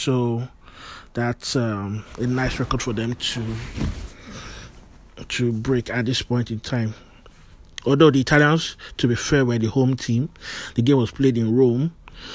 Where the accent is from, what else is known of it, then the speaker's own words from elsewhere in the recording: Nigeria; I'm a Nigerian